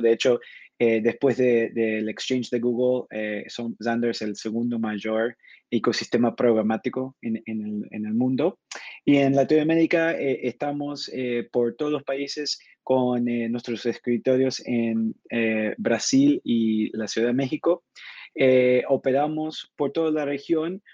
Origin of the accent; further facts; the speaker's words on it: Argentina; now in São Paulo, Brazil; Originalmente soy de Argentina, pero con mucho tiempo viviendo en el, exterior